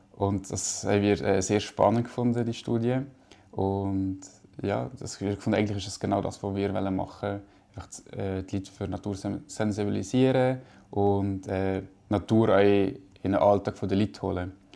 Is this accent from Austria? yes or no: no; Valais, Switzerland; also born or lived in Brig; now in Zurich, Switzerland; als Kind im Wallis